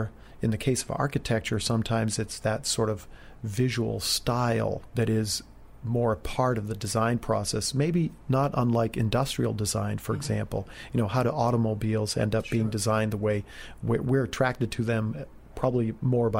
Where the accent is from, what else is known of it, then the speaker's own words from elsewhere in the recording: New England, United States; Growing up in New England